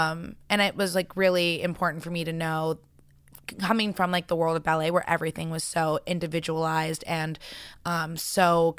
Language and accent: English; New York City, New York, United States; So I actually was in the ballet world growing up in New York City, super competitive.